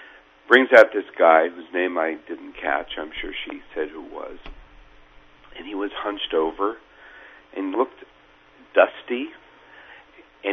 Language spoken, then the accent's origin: English; Menlo Park, California, United States; who was pretly much from my hometown in Menlo Park